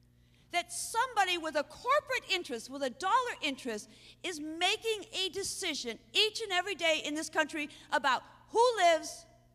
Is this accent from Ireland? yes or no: yes; Ireland; So I got mad. Not because I'm Irish, because it's stupid.